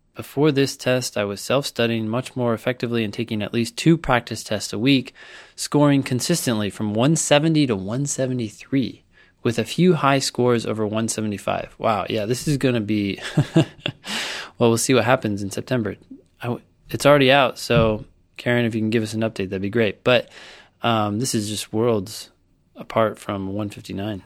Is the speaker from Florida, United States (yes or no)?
no; Palo Alto, California, United States; I grew up in Palo Alto, California